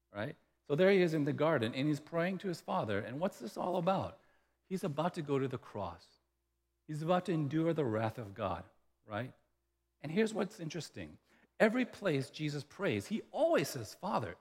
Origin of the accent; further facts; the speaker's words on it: the South, Louisiana, United States; moved away; we grew up in the South, and in the South, when I was in elementary school